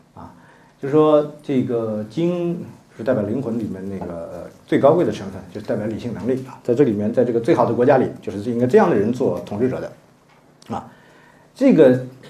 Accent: China; 这话我们中国人能接受的

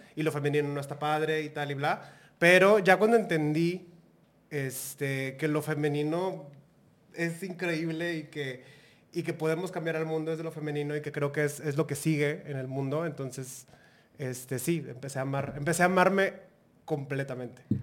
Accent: Monterrey, Nuevo León, Mexico; soy una draga de Monterrey, Nuevo León.

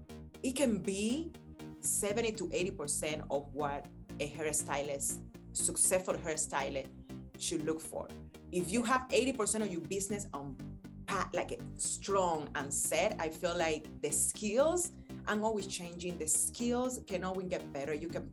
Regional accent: Miami, Florida, United States; And on top of that, I'm from Miami. I'm from Florida.

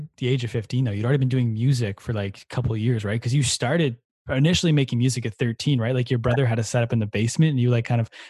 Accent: Ottawa, Ontario, Canada; from my hometown of Ottawa, Canada.

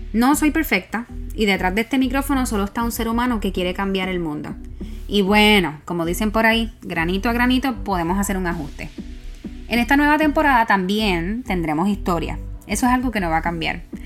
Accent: Puerto Rico; moved away; como Boricua fuera de la isla

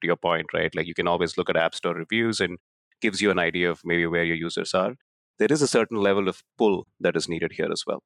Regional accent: Bangalore, Karnataka, India; moved away as an adult; now in United States; where I grew up in Bangalore, India

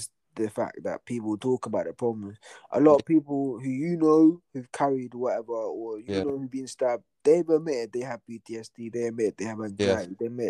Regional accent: Atlanta, Georgia, United States; I'm like, nah, bro, I'm from Atlanta, bro. I'm African American, bro.

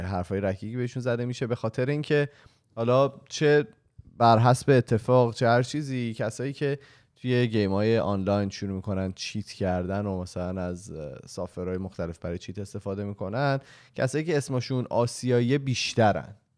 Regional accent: Iran; moved away as an adult; also born or lived in Australia; ما به عنوان یک ایرانی

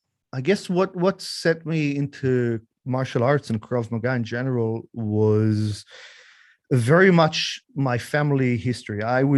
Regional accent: Israel; English is a second language; moved away as an adult; also born or lived in Australia; I'm in Israel at the moment. Yes. So I was born in Israel. My dad was born in Australia. In fact, my family originates from Czechoslovakia before the war. So my grandparents were Holocaust survivors.

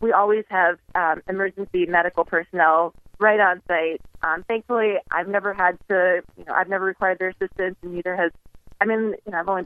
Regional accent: New York, United States; now in Las Vegas, United States; I'm originally from New York

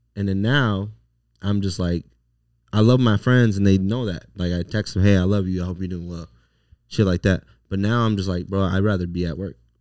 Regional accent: Las Vegas, Nevada, United States; also born or lived in Los Angeles; was raised here, but I was born in L

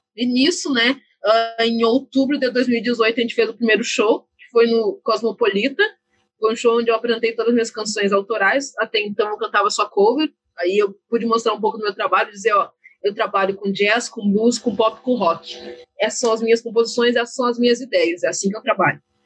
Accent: Brazil; A gente vive no Brasil

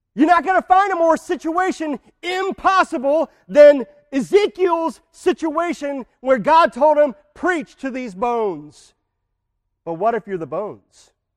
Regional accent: United States; we as American Christians

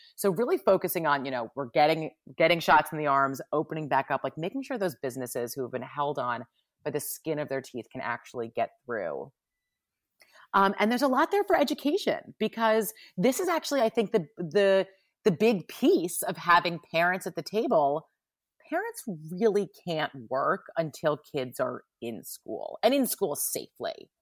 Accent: New York, United States; we're from New York

